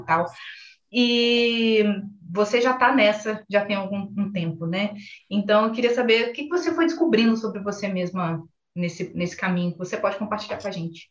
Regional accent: interior of Minas Gerais, Brazil; moved away; eu sou do interior de Minas Gerais

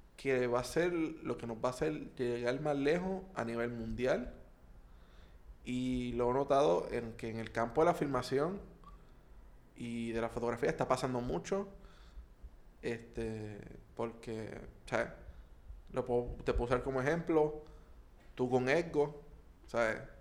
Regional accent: Puerto Rico; como puertorriqueños

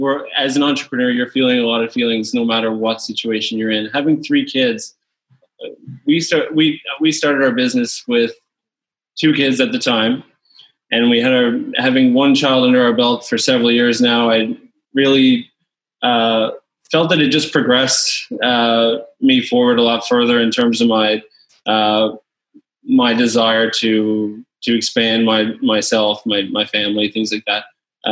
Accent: Louisiana, United States; also born or lived in Newfoundland; now in Canada; I was born in Louisiana back in the late 80s. Spent a lot of my childhood there.

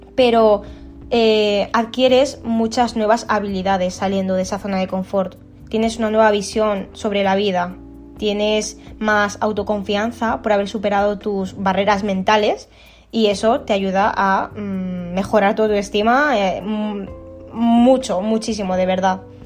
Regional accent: Alicante, Valencian Community, Spain; tengo 25 años y soy de Alicante.

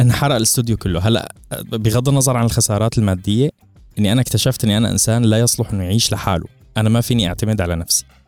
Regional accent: Syria; moved away; كحدا عايش بسوريا

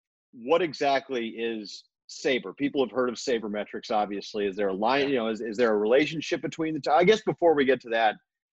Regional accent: Oakland, California, United States; I grew up in Oakland.

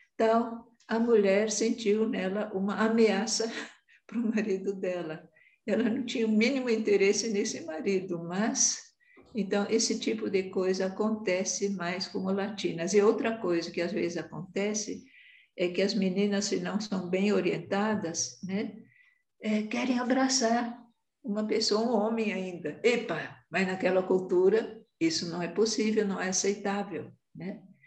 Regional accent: Brazil; moved away as an adult; also born or lived in Angola; Eu, como sou muito branca, é, não era tão vista como brasileira, né, apesar de ser

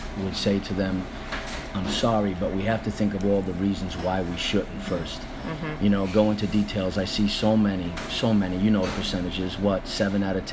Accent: New York, United States; moved away; I am Italian from New York.

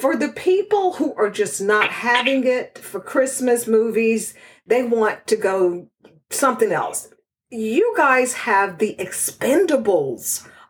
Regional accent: Texas, United States; That's my hometown.

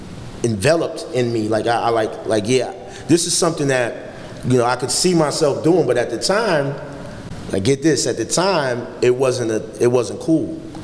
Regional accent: Poughkeepsie, New York, United States; I'm from Poughkeepsie, New York. Born and raised.

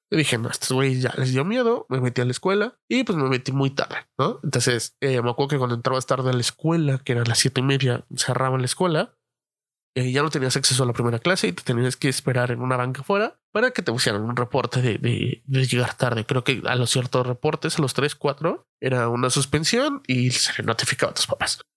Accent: Mexico City, Mexico; moved away; todos los que somos de la Ciudad de México

